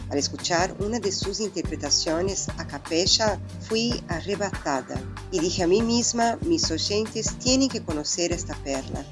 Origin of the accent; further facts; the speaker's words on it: Brazil; Spanish is a second language; now in Argentina; nuestros conterráneos